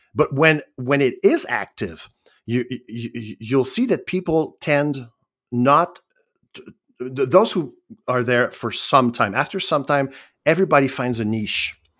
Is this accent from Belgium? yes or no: no; Quebec, Canada; I'm Canadian, and even I'm, I'm, I'm from Quebec